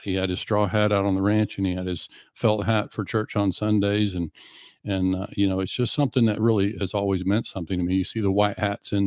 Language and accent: English; Western Oklahoma, United States; I grew up in Western Oklahoma